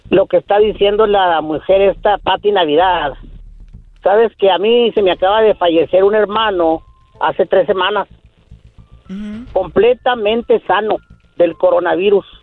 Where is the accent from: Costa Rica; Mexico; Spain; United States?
United States; El Paso, Texas; Quiero un saludo para El Paso, Texas, para el Chuco. Yo soy de acá del Chuco, Texas.